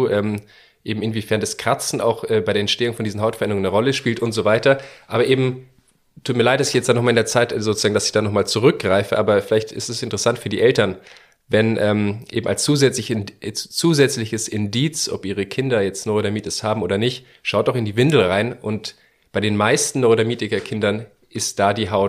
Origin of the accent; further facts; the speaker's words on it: Bavaria, Germany; Genau, weil wir kommen aus Bayern